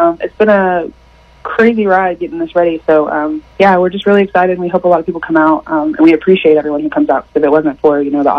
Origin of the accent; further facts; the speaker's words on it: Siloam Springs, Arkansas, United States; also born or lived in Hinesville, Arkansas; So I am from Silent Springs, Arkansas. It's about 2 hours away from here, but I currently live in Hinesville, Arkansas, which is about the same distance.